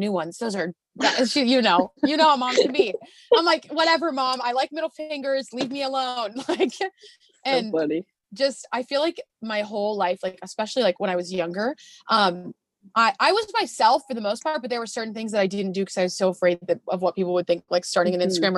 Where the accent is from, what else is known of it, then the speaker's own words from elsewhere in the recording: Arizona, United States; I grew up in Arizona